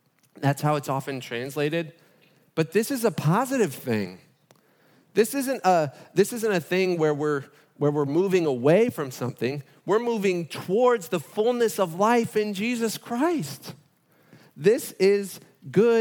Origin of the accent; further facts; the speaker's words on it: Fort Lauderdale, Florida, United States; moved away; That's my hometown